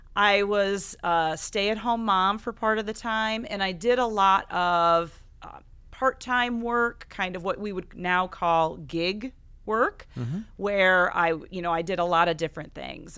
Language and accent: English; Buchanan County, Iowa, United States; now in Coralville, United States; I grew up on a hog farm outside of, or in Buchanan County